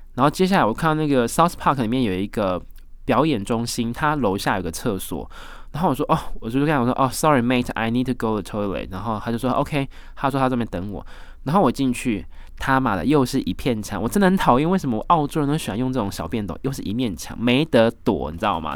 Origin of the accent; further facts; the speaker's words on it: Taiwan; 我来自台湾啊，来这边二零一七年打工度假啦